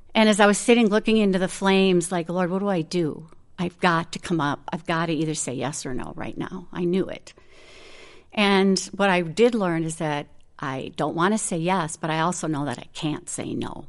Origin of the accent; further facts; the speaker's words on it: Minnesota, United States; moved away as an adult; also born or lived in the Carolinas; I grew up in Minnesota. I've always lived in Minnesota